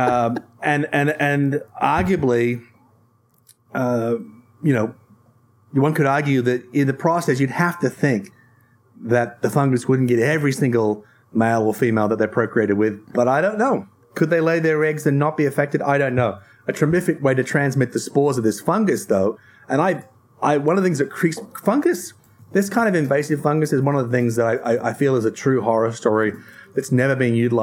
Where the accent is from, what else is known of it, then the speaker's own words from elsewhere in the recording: Tasmania, Australia; I come from Tasmania